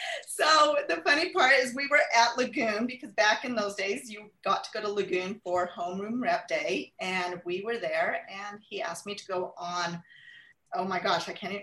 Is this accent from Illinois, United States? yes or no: no; Clinton, Utah, United States; I grew up here locally in Clinton, Utah, attended schools, Fremont, Sunset Junior High, and Clearfield High School